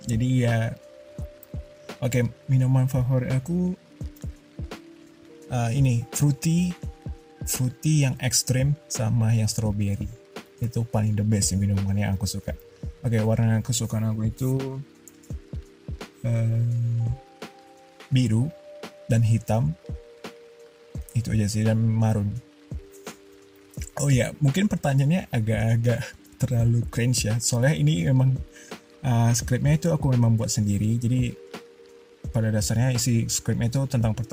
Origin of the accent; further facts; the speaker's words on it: Duri, Riau, Indonesia; born there; mungkin aku punya suku Melayu karena aku lahir di Duri kali ya dan sedikit cerita cuman aku dan ayahku yang lahir di Duri